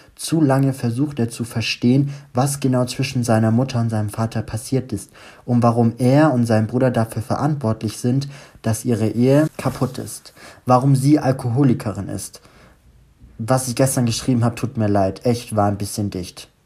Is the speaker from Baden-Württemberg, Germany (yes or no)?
yes; Stuttgart, Baden-Württemberg, Germany; now in Düsseldorf, Germany; ich gerade wieder in meiner Heimat bin in Stuttgart.